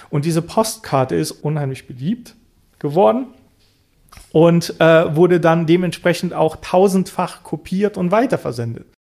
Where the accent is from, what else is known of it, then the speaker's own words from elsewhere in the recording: Bulgaria; Ich bin in Bulgarien geboren, ich bin dort aufgewachsen, ich habe einen bulgarischen Namen, ich habe die bulgarische Staatsbürgerschaft.